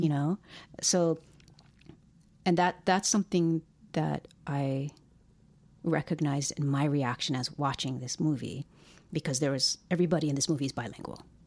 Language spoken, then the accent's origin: English; Hawaii, United States; moved away; Growing up in Hawaii